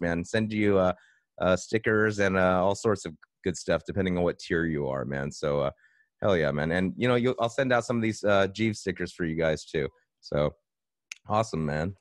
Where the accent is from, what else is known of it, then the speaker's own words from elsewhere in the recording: West Covina, California, United States; I grew up in West Covina